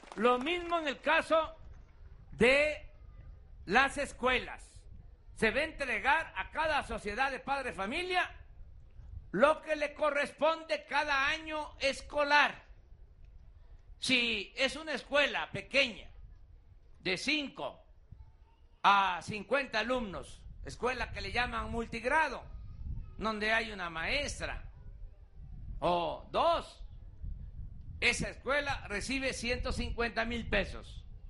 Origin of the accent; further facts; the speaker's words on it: Mexico; Si somos mexicanos